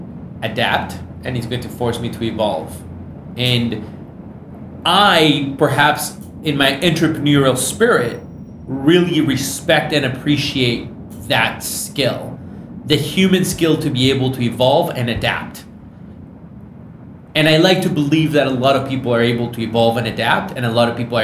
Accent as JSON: {"language": "English", "region": "Michigan", "country": "United States", "tie": "born or raised there", "said": "I grew up in Michigan."}